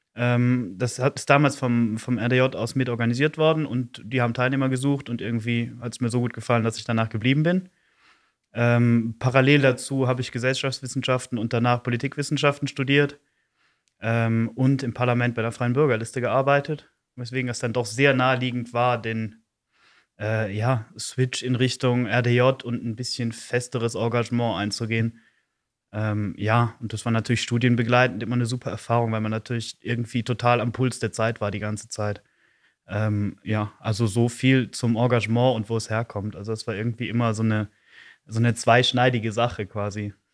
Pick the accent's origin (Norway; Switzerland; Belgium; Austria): Belgium; Eupen, Wallonia; ich bin 26, komme aus Olpen